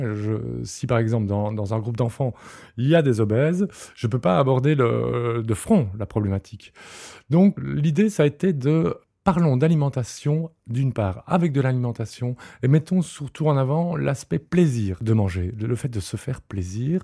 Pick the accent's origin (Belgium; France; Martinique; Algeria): Belgium; Liège, Wallonia; je suis liégeois